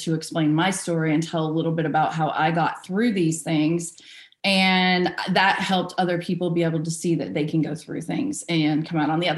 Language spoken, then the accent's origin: English; Vero Beach, Florida, United States; I was born in Vero Beach, Florida. Yeah, Zero Vero. There wasn't really much going on there, but it's where I was born. I lived there until I got out of high school